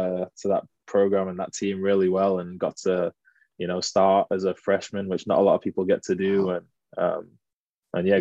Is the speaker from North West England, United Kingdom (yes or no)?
yes; Manchester, North West England, United Kingdom; moved away as an adult; also born or lived in United States / Spain; now in Leicester, United Kingdom; originally I'm from Manchester. Grew up there my whole life, really.